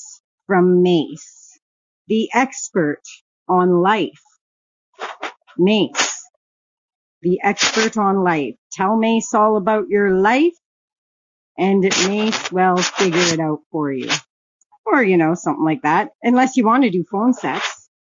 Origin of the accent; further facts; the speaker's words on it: Canada; I'm from Canada